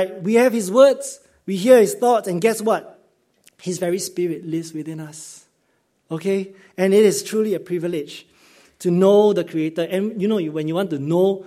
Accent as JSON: {"language": "English", "country": "Singapore", "tie": "born or raised there", "said": "as a Singaporean growing up in Singapore system"}